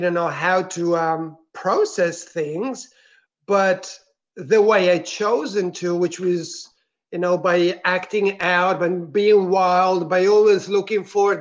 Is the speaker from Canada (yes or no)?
no; Switzerland; moved away as an adult; also born or lived in Italy; now in Melbourne, Australia; I grew up in Switzerland